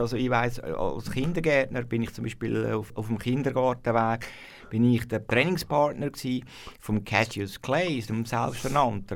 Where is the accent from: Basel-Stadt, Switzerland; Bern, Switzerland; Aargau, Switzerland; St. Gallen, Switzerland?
Aargau, Switzerland; Wohlen; ich bin in Wollen aufgewachsen, im Freiamt